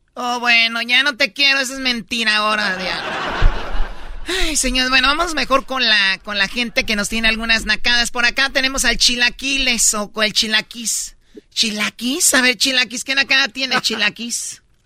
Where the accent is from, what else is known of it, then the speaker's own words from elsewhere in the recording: Mexico City, Mexico; Yo soy chilango